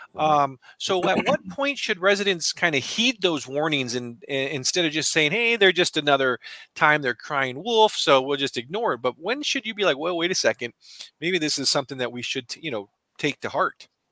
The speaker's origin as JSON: {"language": "English", "region": "Southern California", "country": "United States", "tie": "born or raised there", "said": "I grew up in Southern California"}